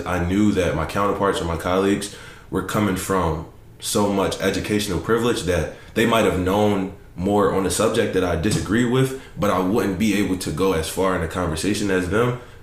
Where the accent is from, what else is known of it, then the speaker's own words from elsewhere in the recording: Philadelphia, Pennsylvania, United States; I'm from Southwest Philadelphia